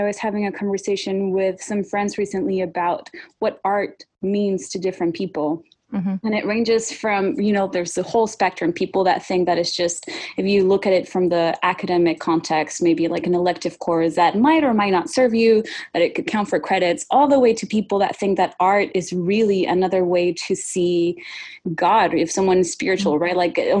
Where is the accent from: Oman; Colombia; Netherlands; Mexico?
Mexico; Sonora; moved away as an adult; also born or lived in Montreal; now in Oregon, United States; But I am originally from Mexico, Sonora, which is the northern state bordering with Arizona.